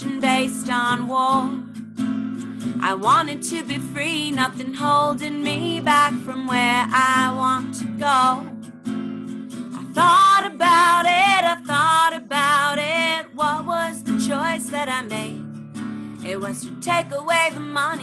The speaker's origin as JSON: {"language": "English", "region": "New Jersey", "country": "United States", "tie": "born or raised there", "also_born_or_lived": "Boston / New York", "said": "I grew up in Jersey and I went to college at Berklee College of Music in Boston"}